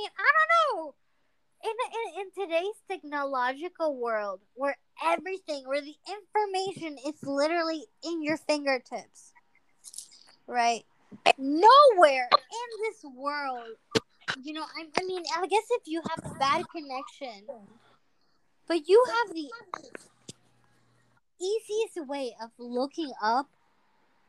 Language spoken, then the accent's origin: English; Venezuela; English is a second language; now in United States; I'm not Mexican. I'm from Venezuela.